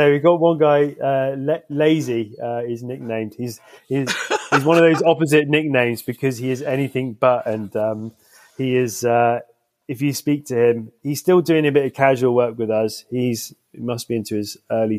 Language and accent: English; Southeast Cornwall, South West England, United Kingdom; I grew up in Southeast Cornwall